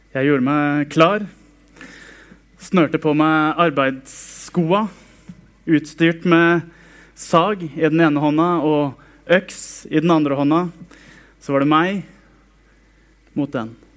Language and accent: Norwegian; Sarpsborg, Østfold, Norway; Jeg vokste opp i Frikirken på Greåker i Sarpsborg